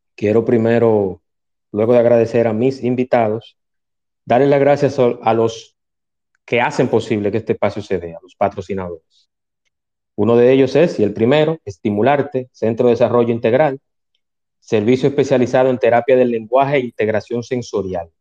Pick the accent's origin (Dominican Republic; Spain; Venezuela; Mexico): Dominican Republic; mi país, República Dominicana